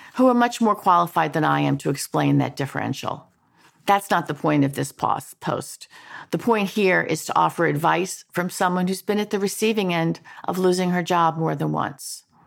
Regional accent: New York, United States; moved away; also born or lived in Washington; move back to my hometown of New York

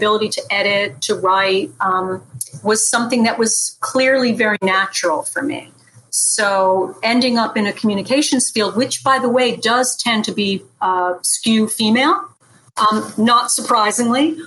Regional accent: Dutchess County, New York, United States; I am a Dutchess County girl. Yes, I am. Dutchess County. In fact, I'm probably going to die about 3 miles away from the place where I was born

